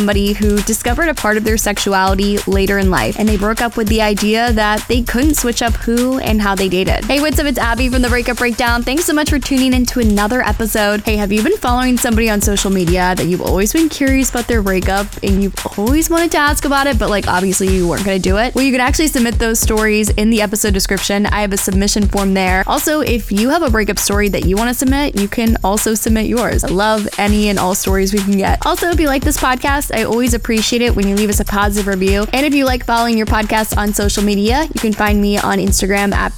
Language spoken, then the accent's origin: English; Jacksonville, Florida, United States; moved away as an adult; my hometown of Jacksonville, Florida